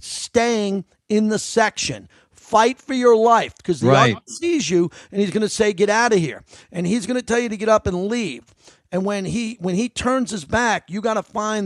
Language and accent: English; New York, United States; I am a New Yorker